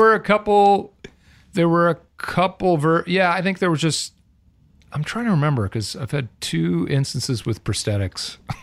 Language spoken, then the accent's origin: English; Southern California, United States; I'm a legit born and raised in Southern California